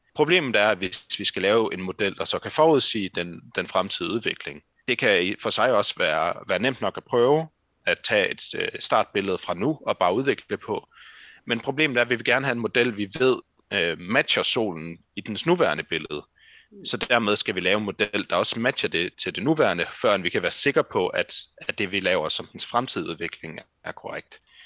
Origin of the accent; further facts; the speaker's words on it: Randers, Central Denmark Region, Denmark; moved away as an adult; now in Aarhus, Denmark; at flytte fra Randers, hvor jeg kommer fra, til Aarhus